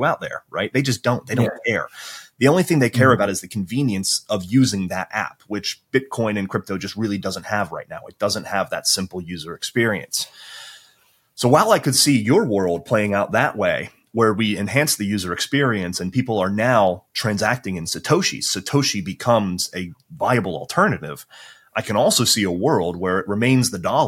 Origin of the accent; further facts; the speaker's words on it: United States; now in Europe; I'm an American.